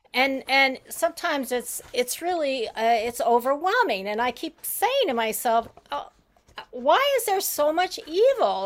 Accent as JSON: {"language": "English", "country": "Haiti", "tie": "born or raised there", "said": "I was brought up in Haiti"}